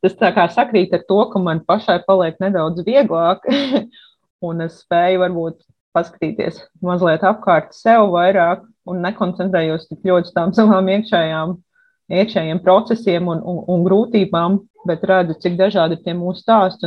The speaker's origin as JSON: {"language": "Latvian", "region": "Riga", "country": "Latvia", "tie": "born or raised there", "also_born_or_lived": "Liepāja / Poznań, Poland", "moved": "as an adult", "lives_now": "Gdańsk, Poland", "said": "Pēc tam mēs pārvācāmies uz Rīgā, kad bija jāsāk mācīties skolā"}